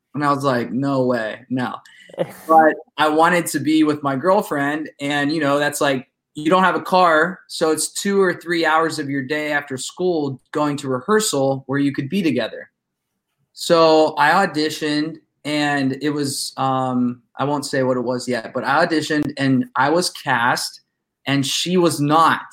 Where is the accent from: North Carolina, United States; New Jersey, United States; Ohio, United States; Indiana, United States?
Ohio, United States; Youngstown; I'm from Youngstown.